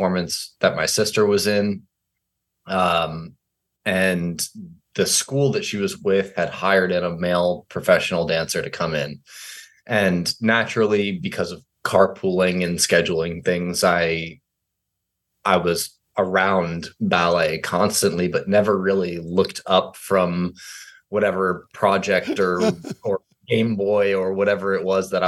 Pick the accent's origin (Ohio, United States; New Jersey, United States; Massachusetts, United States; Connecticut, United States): Connecticut, United States; Fairfield; moved away; also born or lived in New York City; I was born in Fairfield, Connecticut